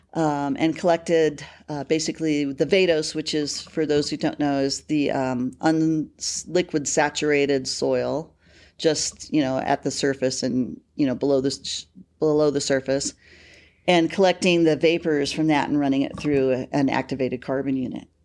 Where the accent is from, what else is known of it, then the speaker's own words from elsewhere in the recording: Bakersfield, California, United States; moved away as an adult; also born or lived in Casper, Wyoming; now in Colorado, United States; I grew up in Bakersfield, California.